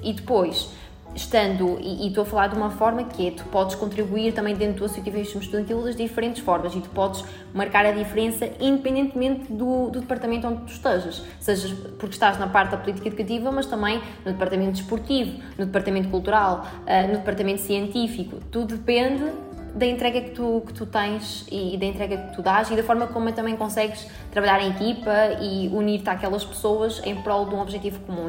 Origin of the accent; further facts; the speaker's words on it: Albergaria-a-Velha, Centro, Portugal; moved away as an adult; now in Porto, Portugal; eu sou de Albergaria Velha